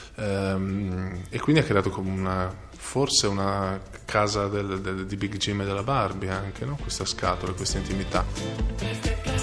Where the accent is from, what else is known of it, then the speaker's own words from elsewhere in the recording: Emilia-Romagna, Italy; moved away as an adult; also born or lived in United States; io da romagnolo